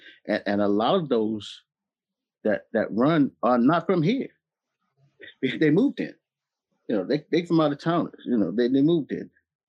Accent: the South, United States; we're from the South.

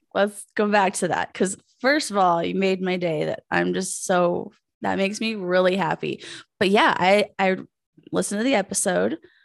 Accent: Pueblo, Colorado, United States; moved away as an adult; also born or lived in Aurora, Colorado; I'm from Pueblo, Colorado

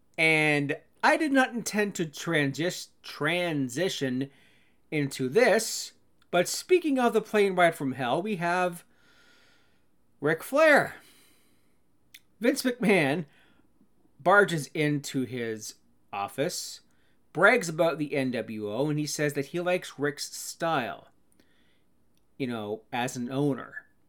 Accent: Canada; I'd be a bad Canadian

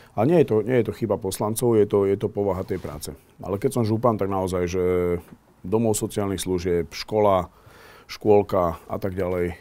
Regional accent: Slovakia; bol som jeden z prvých Erasmus študentov zo Slovenska

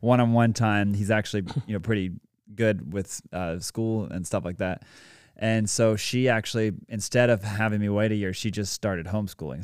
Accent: Greenville, South Carolina, United States; also born or lived in Dallas, Texas / Atlanta, Georgia; So I was born in Dallas, Texas, uh, and lived there for, like, seven and a half years, then lived in Atlanta for a while, and then ultimately moved here to Greenville, South Carolina, and have spent, like, twenty years here now

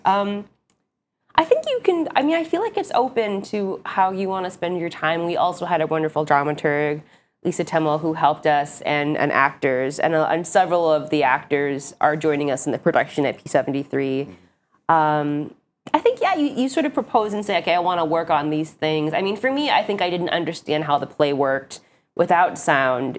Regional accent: Hawaii, United States; now in New York, United States; I'm from Hawaii, but live in New York

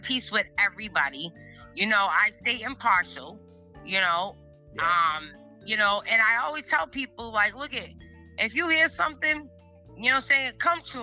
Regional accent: Massachusetts, United States; I'm from Massachusetts

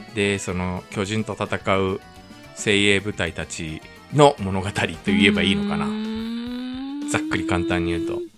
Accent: Japan; also born or lived in South Korea; 日本生まれ韓国在住経験

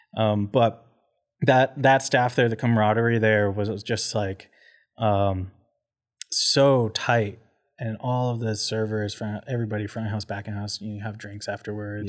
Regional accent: Port Coquitlam, British Columbia, Canada; also born or lived in Abbotsford; now in Calgary, Canada; we hopped over to Porcoquitlam. So that's where I did a lot of my growing up as a youth

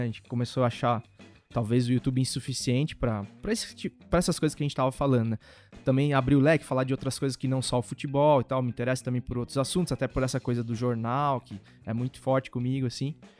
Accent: interior of São Paulo, Brazil; moved away; also born or lived in Santa Bárbara d'Oeste / Americana; eu sou do interior de São Paulo, então lá sempre se bebeu muito

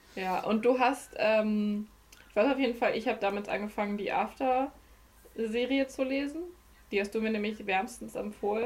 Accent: Germany; aber wir kommen ja aus Deutschland

